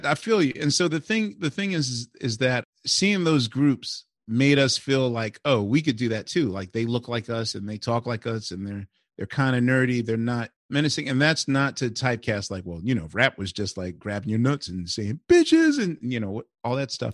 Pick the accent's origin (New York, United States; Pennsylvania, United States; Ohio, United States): Pennsylvania, United States; Philadelphia; I'm from West Philly